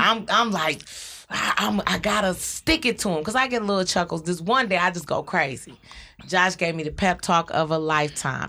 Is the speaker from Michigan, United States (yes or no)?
yes; Detroit, Michigan, United States; I was raised on Joy Road